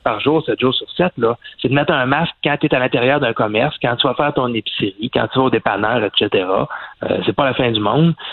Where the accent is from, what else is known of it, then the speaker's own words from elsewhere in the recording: Quebec, Canada; chez nous au Québec